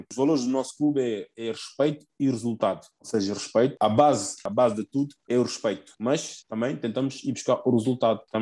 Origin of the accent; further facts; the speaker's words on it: Guinea-Bissau; now in Portugal; Eu sou de Guiné-Bissau